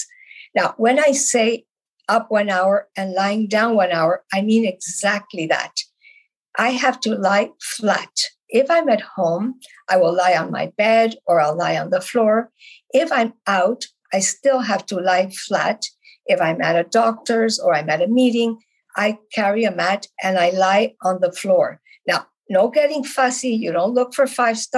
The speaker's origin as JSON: {"language": "English", "town": "Bogotá", "region": "Bogotá Capital District", "country": "Colombia", "tie": "born or raised there", "moved": "as an adult", "lives_now": "Canada", "said": "I was born in Bogota, Colombia, South America, and I came to Canada about 58 years ago"}